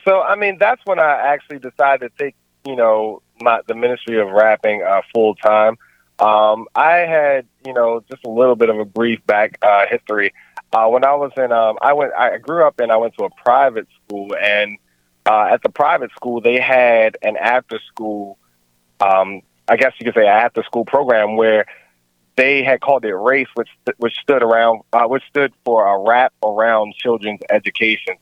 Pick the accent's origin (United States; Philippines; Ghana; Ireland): United States; Baltimore, Maryland; also born or lived in Columbia, Maryland / Washington, District of Columbia, United States; I'm originally from Baltimore. Um, however, I mean, I've moved. I moved over to Columbia, Maryland, in my teenage years.